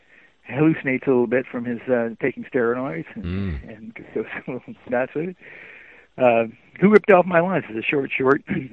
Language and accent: English; Ohio, United States; moved away as an adult; also born or lived in Iowa; now in Michigan, United States; I was born in Iowa. I grew up in Ohio, and I moved to Michigan after college